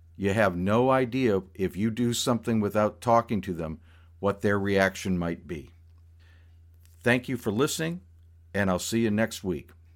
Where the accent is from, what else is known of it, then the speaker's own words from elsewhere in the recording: the American South, United States; one other Southerner in the office besides myself